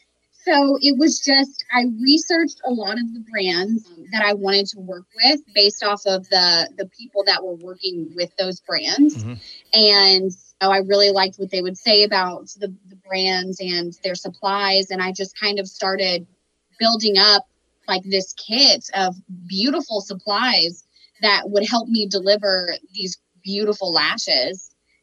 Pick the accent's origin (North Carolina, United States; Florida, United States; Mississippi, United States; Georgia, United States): Florida, United States; Miami; I'm from Miami and they don't even charge that much.